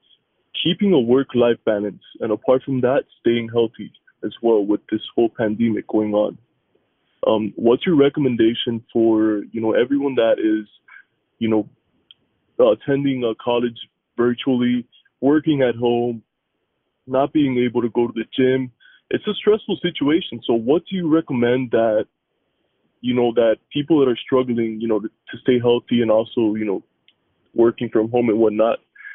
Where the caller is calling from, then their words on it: Miami, Florida, United States; I'm calling from Miami, Florida.